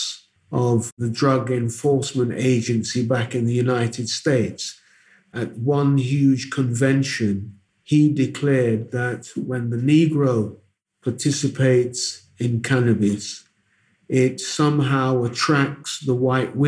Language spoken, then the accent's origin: English; Mampong, Ashanti, Ghana; now in Accra, Ghana; I'm from the Ashanti region of Ghana, the Asante Mampong, we say.